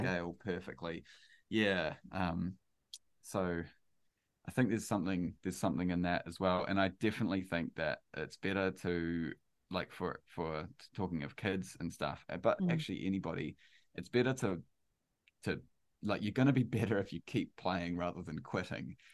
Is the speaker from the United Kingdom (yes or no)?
no; New Zealand; I'm a Kiwi